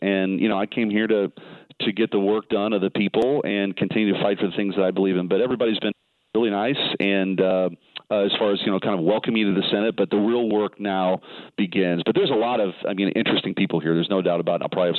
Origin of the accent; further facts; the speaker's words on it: Missouri, United States; I'm from Missouri. I'm new here.